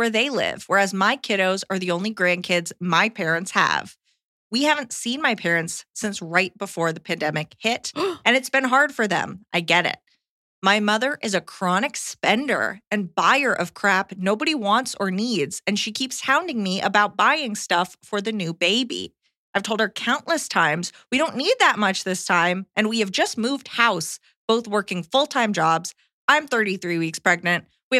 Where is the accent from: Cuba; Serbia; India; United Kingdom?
United Kingdom; now in Japan; I'm British, but have lived in Japan the last 14 plus years, and I'm fully settled here.